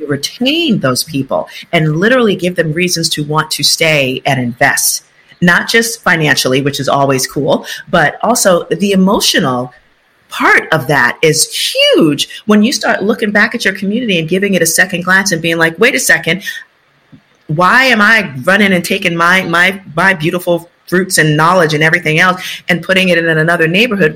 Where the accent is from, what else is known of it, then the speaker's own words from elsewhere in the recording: New York City, New York, United States; I'm from the South Bronx, you know, birthplace of hip hop